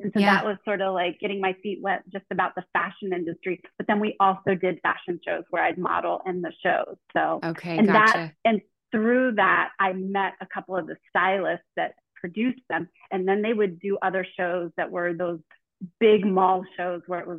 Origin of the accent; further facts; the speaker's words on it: Northern Virginia, United States; I grew up in Northern Virginia, right outside of Washington, D.C., about 20 minutes outside of D.C.